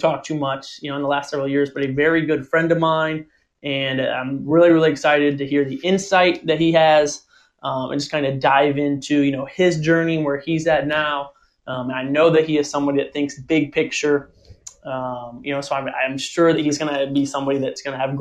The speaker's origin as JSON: {"language": "English", "town": "Pettisville", "region": "Ohio", "country": "United States", "tie": "born or raised there"}